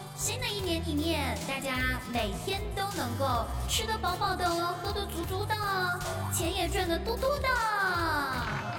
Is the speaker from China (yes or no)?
yes; China; 我们中国人真是有趣的灵魂啊